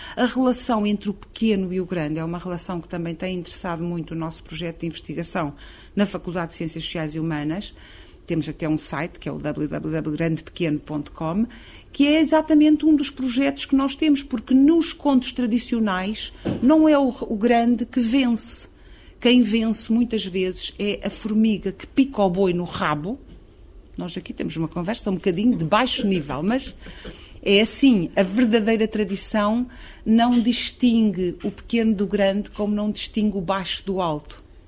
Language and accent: Portuguese; Carcavelos, Lisbon, Portugal; nasci em Carcavelos, num sítio que era de Quintas, de quem fugia de Lisboa